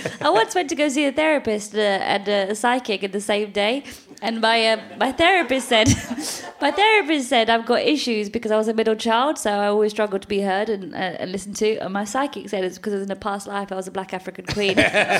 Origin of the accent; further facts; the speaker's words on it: England, United Kingdom; accent: English; I was born and raised in Britain. I'm British. I've got an English accent. I'm British.